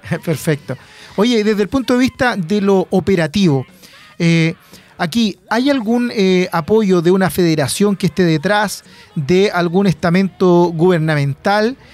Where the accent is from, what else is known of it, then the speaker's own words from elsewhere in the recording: Penco, Biobío, Chile; Penco es amor, mi tierra de allá, nacido y criado en Penco City.